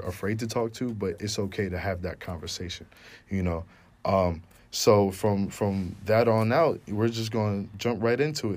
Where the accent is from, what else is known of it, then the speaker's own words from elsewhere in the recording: Westbury, New York, United States; moved away as an adult; I am from Long Island, New York, Westbury to be exact. Shout out to Nassau County